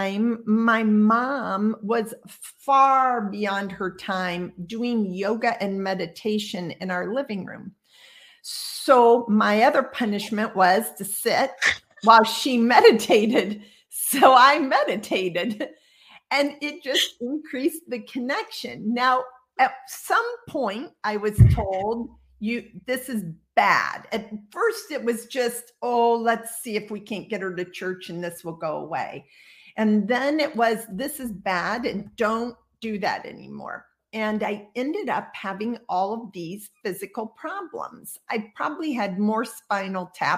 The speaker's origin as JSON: {"language": "English", "region": "Midwest", "country": "United States", "tie": "born or raised there", "said": "I grew up in the Midwest in a relatively conservative space"}